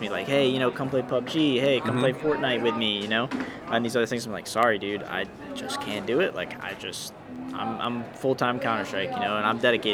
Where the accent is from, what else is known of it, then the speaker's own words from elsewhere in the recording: upstate central New York, United States; I'm from, upstate central New York.